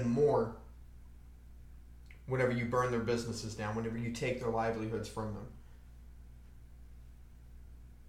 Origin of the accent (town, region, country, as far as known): United States